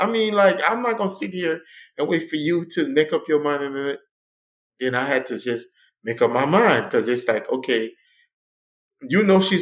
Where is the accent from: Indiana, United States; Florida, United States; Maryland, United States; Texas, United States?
Florida, United States; Miami; grew up in Liberty City. I grew up on a rough and tough side